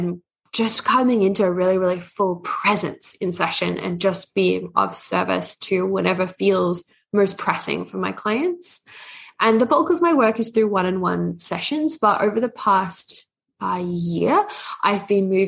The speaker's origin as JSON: {"language": "English", "country": "Australia", "also_born_or_lived": "Canada", "said": "I'm Australian Canadian, so it's a bit of a hybrid one."}